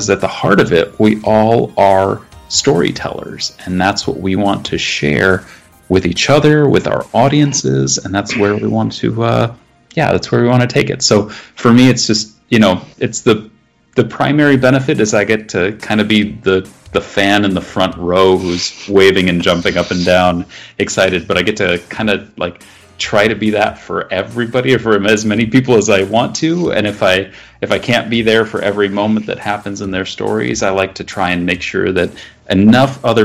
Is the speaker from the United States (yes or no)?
yes; Midwest, United States; being a Midwesterner